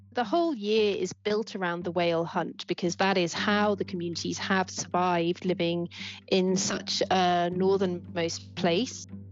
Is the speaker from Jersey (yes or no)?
yes; Jersey; also born or lived in Wales; now in United Kingdom; I grew up with the sea all around. I was an island child. I was born in Wales, and then um, when I was six or seven, we moved to Jersey, which is a little island in the Channel Islands.